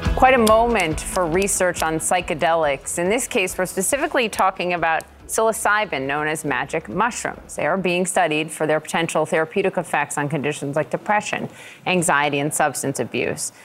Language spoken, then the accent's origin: English; Minnesota, United States; moved away; my home state, Minnesota